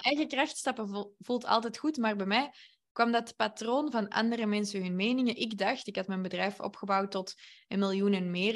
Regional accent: Antwerp, Flanders, Belgium; Ik ben van Antwerpen

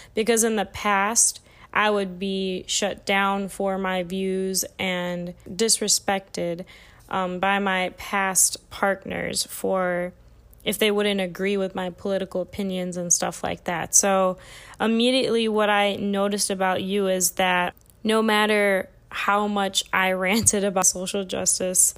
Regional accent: Illinois, United States; I'm from the Midwest, like, flat lands, like, we don't, we barely even have hills in Illinois.

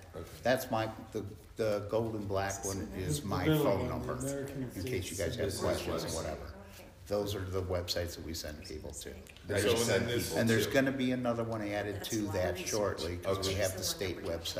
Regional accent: Montana, United States; now in Arizona, United States; I was born in Montana.

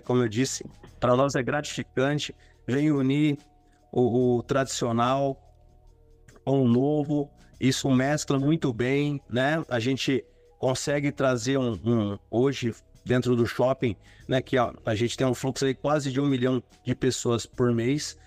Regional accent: Sales Oliveira, São Paulo, Brazil; now in São José dos Campos, Brazil; eu sou da região lá de Ribeirão Preto, cidade de Sales Oliveira

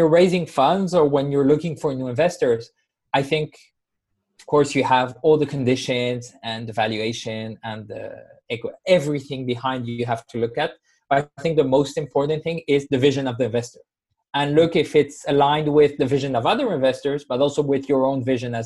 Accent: Spain; I come from Spain originally

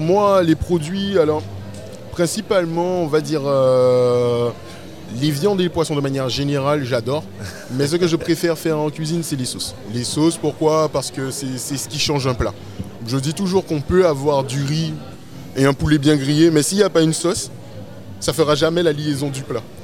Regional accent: Sainte-Rose, Guadeloupe; also born or lived in Pointe-à-Pitre; now in Paris, France; je viens précisément de Sainte-Rose, mais euh, ma famille est de Pointe-à-Pitre. Moi j'ai fait toutes mes classes à Pointe-à-Pitre, mais j'ai toujours vécu à Sainte-Rose

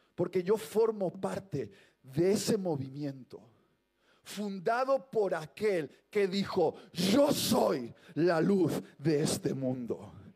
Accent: Basque Country, Spain; soy vasco

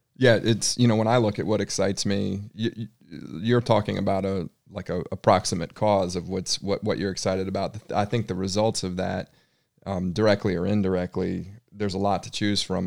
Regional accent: Charlotte, North Carolina, United States; I was from Charlotte

